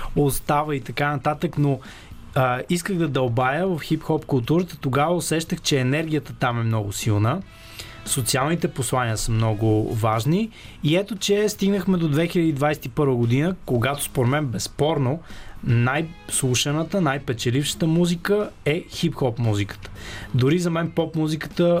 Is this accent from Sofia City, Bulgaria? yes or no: yes; Sofia, Sofia City, Bulgaria; аз съм израснал в Павлово, тук в София, в Южния квартал